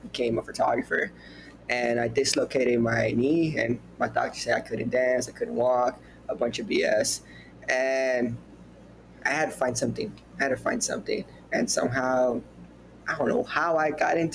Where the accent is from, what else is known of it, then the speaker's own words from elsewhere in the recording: Houston, Texas, United States; I'm from Houston, Texas